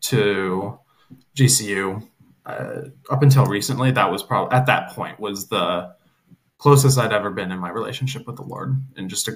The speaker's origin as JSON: {"language": "English", "region": "West Coast", "country": "United States", "tie": "born or raised there", "also_born_or_lived": "Bible Belt", "moved": "as an adult", "said": "Growing up on the West Coast, it's very casual and laid back. You wear your Seahawk jerseys to church"}